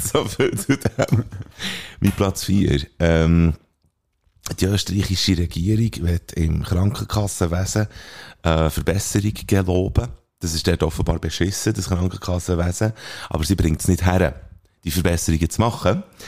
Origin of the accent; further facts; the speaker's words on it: Bern, Switzerland; als Berner, wo wir sind